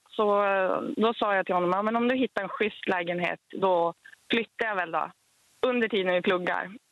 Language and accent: Swedish; Luleå, Norrbotten County, Sweden; now in Boden, Sweden; Men då kan jag avslöja att jag är egentligen Luleåbo.